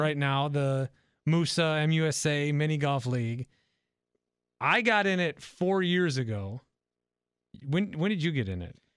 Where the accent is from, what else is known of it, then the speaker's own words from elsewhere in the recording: Fond du Lac, Wisconsin, United States; I grew up in Fond du Lac, about an hour north from Milwaukee